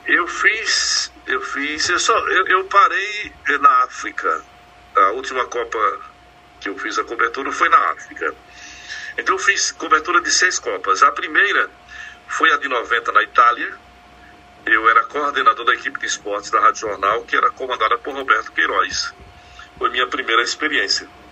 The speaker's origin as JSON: {"language": "Portuguese", "region": "Pernambuco", "country": "Brazil", "said": "Eu sou pernambucano"}